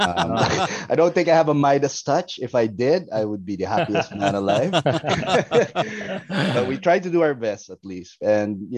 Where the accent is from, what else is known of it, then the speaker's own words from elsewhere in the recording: Philippines; moved away as an adult; also born or lived in Poblacion; I pretty much grew up here in the Philippines till I was college.